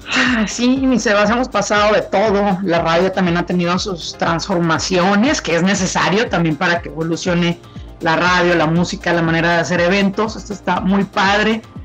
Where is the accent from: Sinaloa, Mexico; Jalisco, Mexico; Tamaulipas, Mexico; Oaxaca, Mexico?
Tamaulipas, Mexico; Tampico; yo soy originaria de Tampico, Tamaulipas